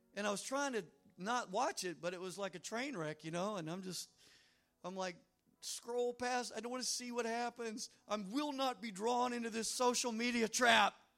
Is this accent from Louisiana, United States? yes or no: yes; Louisiana, United States; I'm from Louisiana